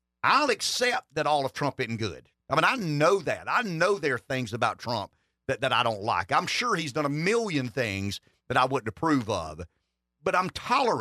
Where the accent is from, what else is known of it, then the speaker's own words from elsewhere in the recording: the South, United States; I am from the South.